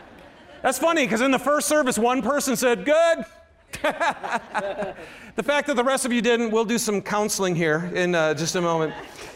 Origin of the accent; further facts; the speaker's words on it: Michigan, United States; now in Utah, United States; Yes, I am from Michigan, but I'm a Ute now, baby.